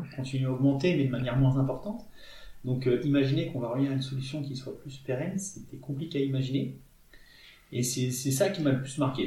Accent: Toulon, Provence-Alpes-Côte d'Azur, France; moved away as an adult; also born or lived in India; now in Grenoble, France; Moi, j'ai grandi en Provence, euh, du côté de Toulon, sur les hauteurs de Toulon

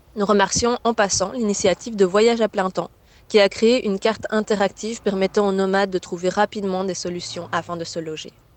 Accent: Belgium; chez moi en Belgique, sur le trottoir de mes parents

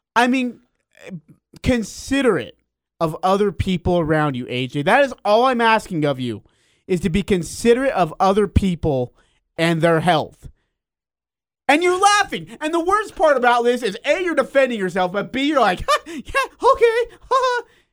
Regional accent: Hyrum, Utah, United States; You're my hometown

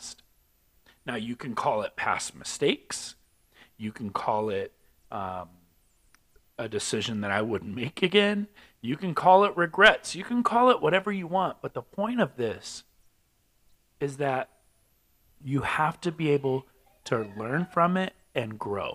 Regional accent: California, United States; now in Albuquerque, United States; I'm from California, so we say

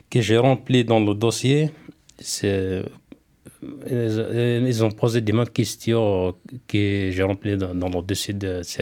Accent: Algeria; une entreprise en France, euh, de chez nous en Algérie.

